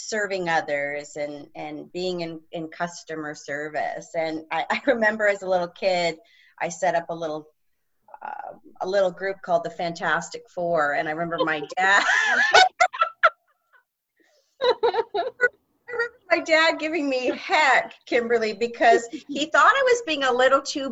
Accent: Georgetown, Ontario, Canada; also born or lived in Waterloo, Ontario / Toronto; I grew up in Georgetown, Ontario, which is just northwest of the Toronto airport, a small town

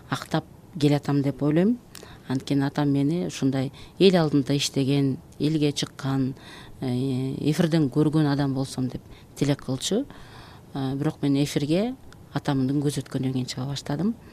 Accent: Uch-Korgon, Jalal-Abad Region, Kyrgyzstan; мен жалал абад областынын аксы районунан болом уч коргон деген э, совет учурунда чоң ушул пахта талаалары чоң айыл болгон э, балалыгым ошол жакта өттү

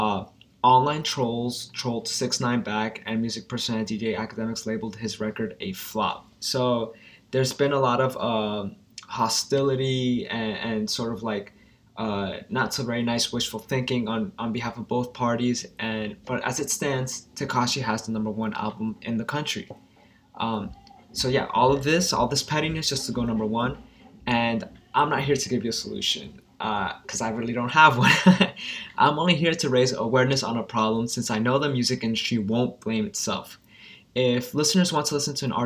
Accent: New York, United States; He's from New York and we're both from New York

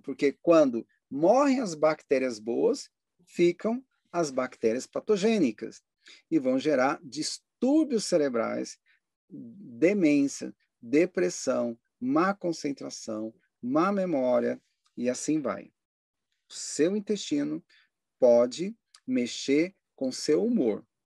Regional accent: Brasília, Federal District, Brazil; eu passei uma boa parte da minha infância em Brasília

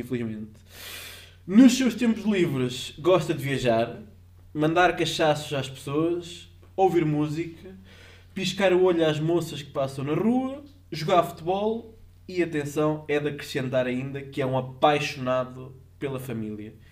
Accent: Portugal

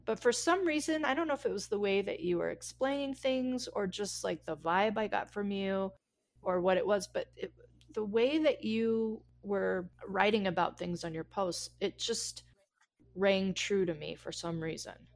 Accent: Colorado, United States; moved away; also born or lived in Los Angeles; I'm from Colorado, where fifty degrees is lovely.

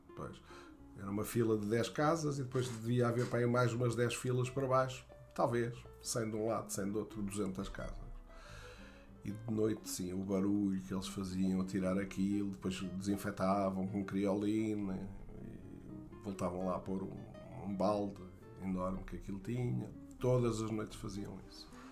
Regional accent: Barroca Grande, Centro, Portugal; also born or lived in Atalaia / Fundão; o que eu lembro mais da minha infância na Barroca Grande era era o futebol

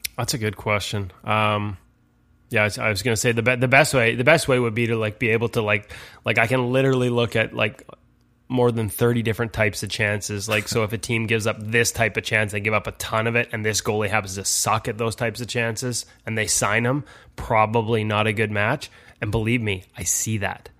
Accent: Vancouver, British Columbia, Canada; I'm from Vancouver

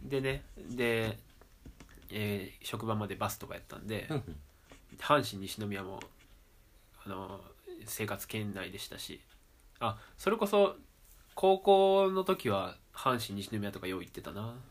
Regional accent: Amagasaki, Hyogo, Japan; 生まれも育ちも尼崎市

